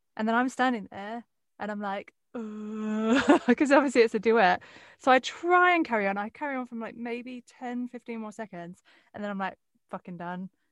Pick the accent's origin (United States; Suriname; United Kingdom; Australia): United Kingdom; Westcliff-on-Sea, East of England; where I grew up in West Cliff